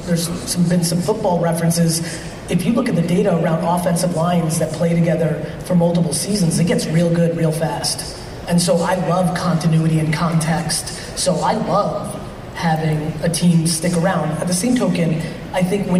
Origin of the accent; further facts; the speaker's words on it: New Jersey, United States; also born or lived in Soviet Union; I was born in the Soviet Union, very immigrant upbringing, 8 family members in a studio apartment, rugged stuff. My dad got a job as a liquor in a liquor store, eventually saved all his money, bought a small store in New Jersey